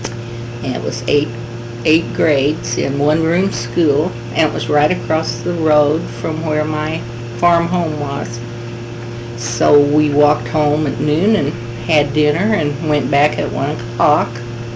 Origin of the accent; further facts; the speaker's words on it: Sheridan County, Missouri, United States; also born or lived in Marceline, Missouri; I was born in Sheridan County in 1926, a mile and a half southwest of town, and lived in the rural community until I was married in 1949. Moved to Marceline.